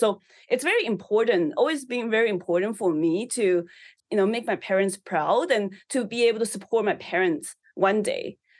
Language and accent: English; Taiwan; English is a second language; now in Canada; I think because I came from an immigrant background, so I immigrated to Canada from Taiwan. So, you know, as a first generation immigrant, it's really tough just adapting and not speaking English and making friends.